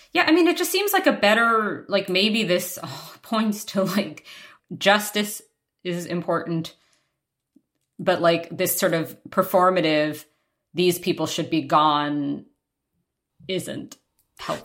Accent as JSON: {"language": "English", "region": "New York", "country": "United States", "tie": "born or raised there", "moved": "yes", "said": "was in Manhattan, in New York, my hometown"}